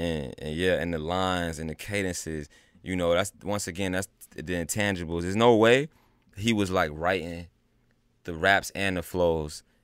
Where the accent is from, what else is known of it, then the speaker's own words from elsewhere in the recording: North Carolina, United States; I'm from North Carolina, though. You know, they were in the Army, and I was raised back, like, down south.